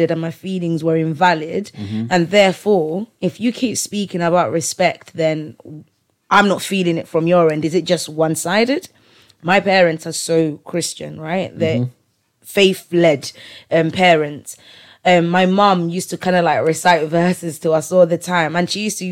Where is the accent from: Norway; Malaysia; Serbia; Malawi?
Malawi; English is a second language; now in England; from Malawi, and I don't know much English